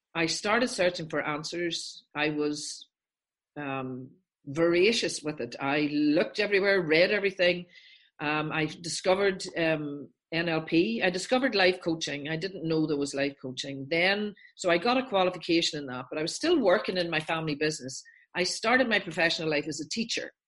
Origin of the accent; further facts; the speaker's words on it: Northern Ireland, United Kingdom; I'm from Northern Ireland.